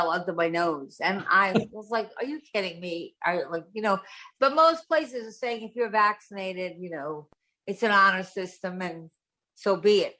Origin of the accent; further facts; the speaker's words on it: Long Island, New York, United States; I was from Long Island and I went to the city for social things